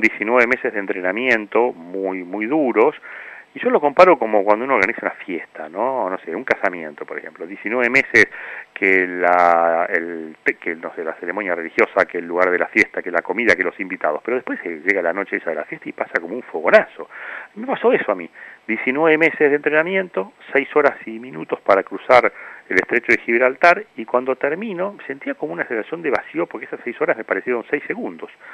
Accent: Argentina

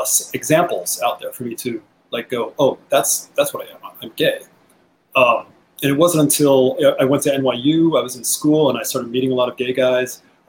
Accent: Connecticut, United States; moved away as an adult; also born or lived in New York City; I grew up in Connecticut, and it was a very it's a conservative world, you know.

